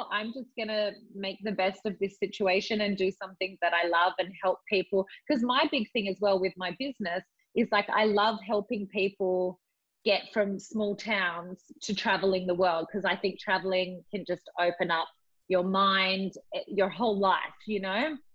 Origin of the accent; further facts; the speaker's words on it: England, United Kingdom; moved away; I grew up in England.